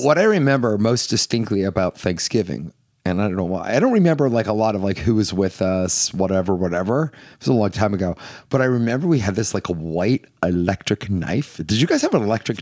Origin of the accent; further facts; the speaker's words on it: Northeast, United States; So we're from the Northeast